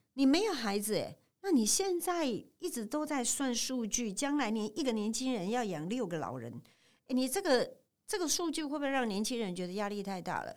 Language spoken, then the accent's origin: Chinese; Taipei, Taiwan; moved away as an adult; now in Tainan, Taiwan; 我在台北出生嗯。长大嗯。六十多年